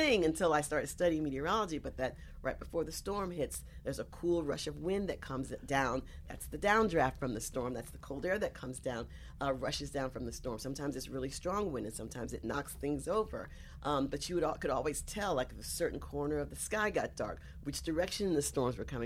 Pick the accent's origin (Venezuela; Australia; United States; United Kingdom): United States; South Carolina; now in New York, United States; I was born here in New York, but I grew up in South Carolina.